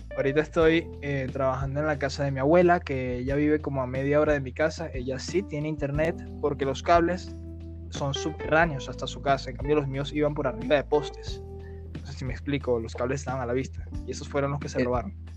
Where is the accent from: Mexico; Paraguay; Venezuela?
Venezuela; Guarenas, Miranda; yo soy de Guarenas y está a 40 minutos más o menos de mi trabajo